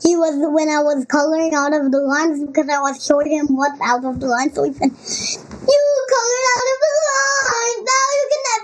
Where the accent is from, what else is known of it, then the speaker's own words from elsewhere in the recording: Montreal, Quebec, Canada; also born or lived in New York, United States; Not from Givat Brenner, I'm from Montreal. I was born in New York, Harlem.